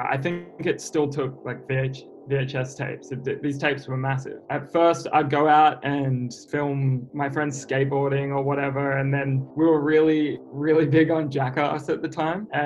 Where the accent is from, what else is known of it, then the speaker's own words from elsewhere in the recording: Sydney, New South Wales, Australia; I'm kind of from all over. Like, I was born in Sydney and then uh, moved a bit further north. So it's easy to just say Sydney.